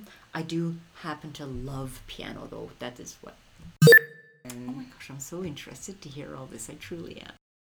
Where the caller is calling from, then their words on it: Cheadle, Alberta, Canada; I'm listening from Cheadle, Alberta.